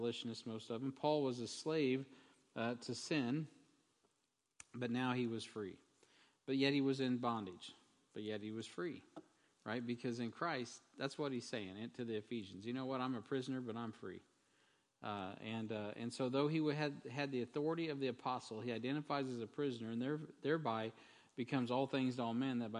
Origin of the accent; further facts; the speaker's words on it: United States; as an American